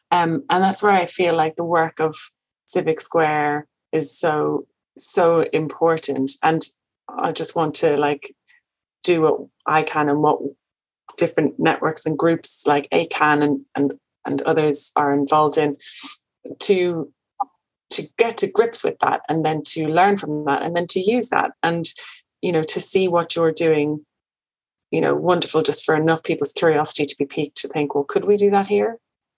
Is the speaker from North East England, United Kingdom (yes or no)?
no; Birmingham, West Midlands, United Kingdom; now in Leitrim, Ireland; no, yeah, I am from here. I'm from Birmingham. Yeah, I live here in Leitrim.